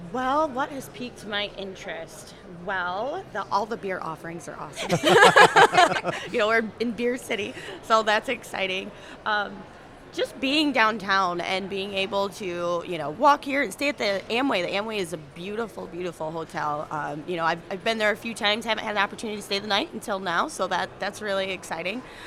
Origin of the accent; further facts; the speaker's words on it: South Haven, Michigan, United States; I was practically born and raised in South Haven